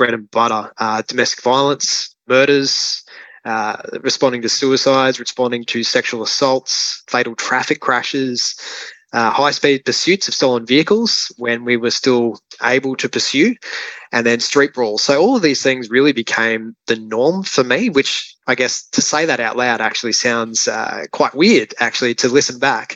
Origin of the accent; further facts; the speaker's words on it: Gold Coast, Queensland, Australia; For the first 12 years of my life, I grew up on Tamarie Mountain, which is Gold Coast hinterland